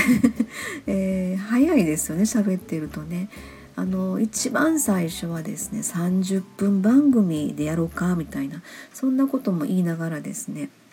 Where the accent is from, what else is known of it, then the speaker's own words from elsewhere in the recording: Kansai, Japan; 関西人なので